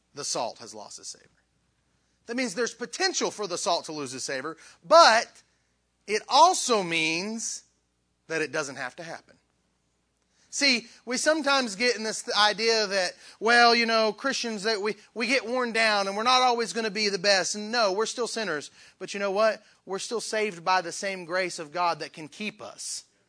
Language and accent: English; Southern West Virginia, United States; I'm from West Virginia. uh, Southern West Virginia.